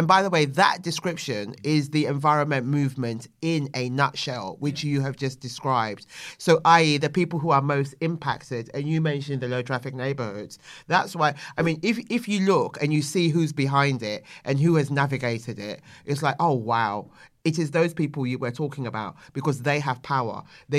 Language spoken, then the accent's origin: English; London, United Kingdom; Yeah, I am. And hello to my Bermondsey boys.